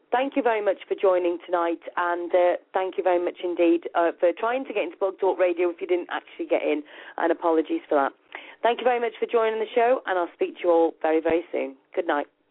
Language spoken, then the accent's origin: English; United Kingdom; accent: UK; my UK accent